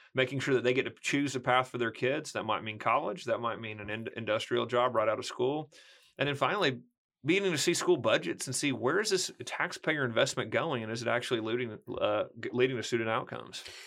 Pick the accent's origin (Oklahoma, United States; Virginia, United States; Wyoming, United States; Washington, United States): Oklahoma, United States; small rural town near McAlester; also born or lived in Arkansas; That's where I was from